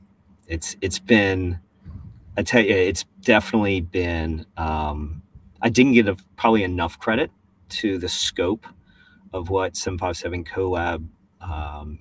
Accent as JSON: {"language": "English", "town": "Richmond", "region": "Virginia", "country": "United States", "tie": "born or raised there", "moved": "as an adult", "lives_now": "Norfolk, United States", "said": "I grew up in Richmond"}